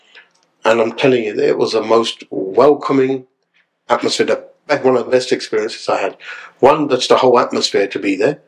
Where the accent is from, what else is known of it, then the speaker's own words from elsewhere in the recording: Ilford, London, United Kingdom; also born or lived in Southall / West Bromwich; a guy born in East London, growing up in Ilford, round about that area, in Essex